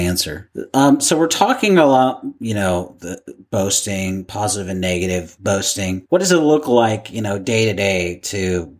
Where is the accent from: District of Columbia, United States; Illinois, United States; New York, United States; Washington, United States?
Washington, United States; Seattle; I grew up in Seattle